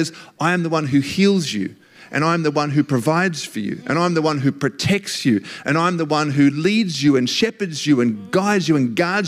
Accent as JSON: {"language": "English", "country": "Australia", "said": "being Australian"}